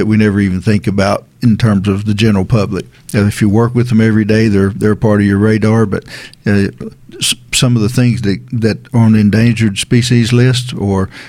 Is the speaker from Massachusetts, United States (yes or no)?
no; Rogersville, Tennessee, United States; I grew up in East Tennessee in Hawkins County around Rogersville.